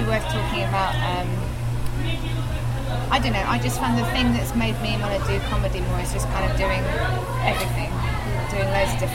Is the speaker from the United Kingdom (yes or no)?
yes; England, United Kingdom; we're English